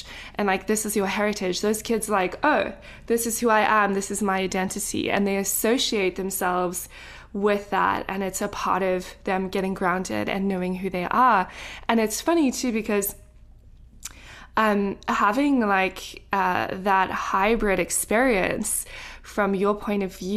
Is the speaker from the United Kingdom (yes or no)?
no; South Africa; now in United States; being from South Africa